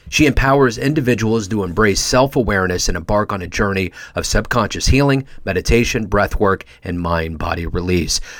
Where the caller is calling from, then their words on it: Kansas City, Missouri, United States; I'm coming from Kansas City, so we're landlocked here.